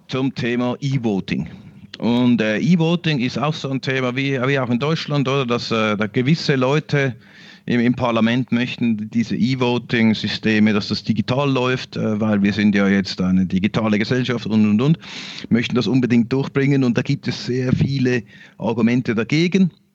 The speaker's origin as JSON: {"language": "German", "country": "Switzerland", "said": "Wir in der, in der Schweiz"}